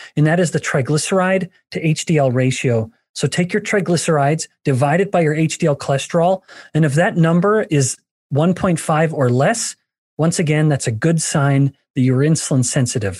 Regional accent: Alberta, Canada; moved away; I'm from Alberta, a native Canadian

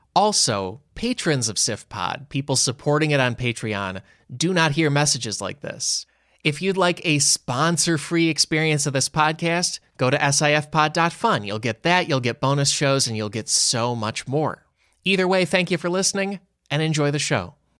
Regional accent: United States; I'm an American

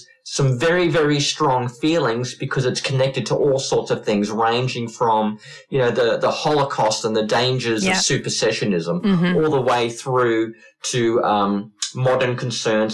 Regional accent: Queensland, Australia; my home state of Queensland

